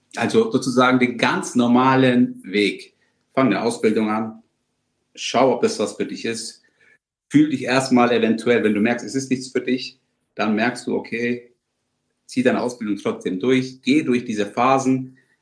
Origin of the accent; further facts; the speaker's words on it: Germany; selbstverständlich sind wir inzwischen in Deutschland beide geboren und aufgewachsen